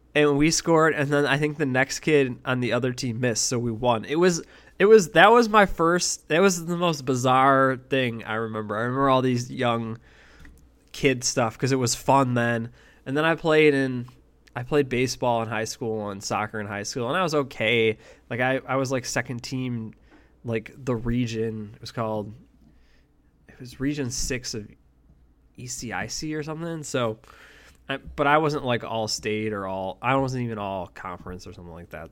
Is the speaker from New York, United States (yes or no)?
yes; Buffalo, New York, United States; also born or lived in Eden, New York; I grew up originally in Buffalo, New York